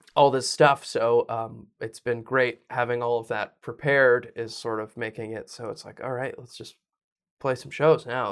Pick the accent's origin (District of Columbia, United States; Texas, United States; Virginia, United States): Virginia, United States; I'm from Virginia